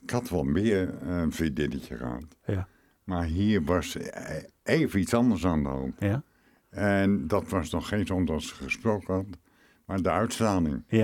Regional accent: Rotterdam, South Holland, Netherlands; en ik ben een Rotterdammer.

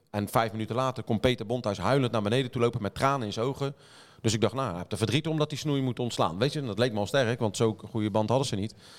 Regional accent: The Hague, South Holland, Netherlands; ik kom uit Den Haag

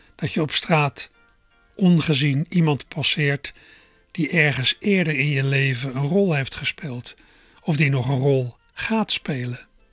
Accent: Berkel en Rodenrijs, South Holland, Netherlands; moved away; also born or lived in Schiebroek, Rotterdam; ik zei dat ik vroeger in Berkel aan Roderijs heb gewoond

